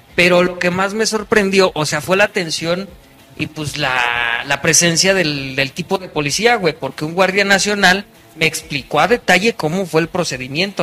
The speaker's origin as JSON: {"language": "Spanish", "country": "Mexico", "said": "como buen mexicano"}